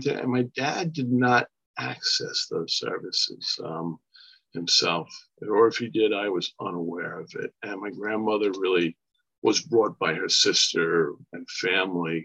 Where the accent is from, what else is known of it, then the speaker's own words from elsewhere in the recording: Long Island, New York, United States; also born or lived in Brooklyn, New York; I was born in Brooklyn, New York, and raised here on Long Island, New York